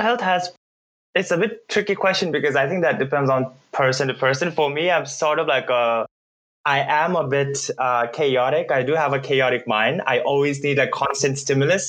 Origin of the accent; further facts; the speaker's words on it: Bhutan; English is a second language; moved away as an adult; now in Germany; for a lot of Bhutanese, if you put our mind to it, I think it's a lot easier for us because we already grew up in this um, multicultural, multilingual environment